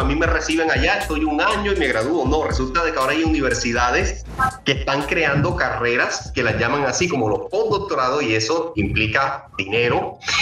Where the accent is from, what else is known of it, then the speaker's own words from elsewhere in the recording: Cartagena, Bolívar, Colombia; moved away as an adult; also born or lived in Bogotá; yo nací en barrios populares en Cartagena